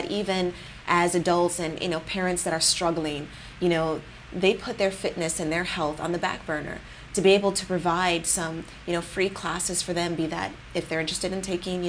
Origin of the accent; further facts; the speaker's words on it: California, United States; I have been born and raised in the Bay Area, I don't have a large foundation footprint here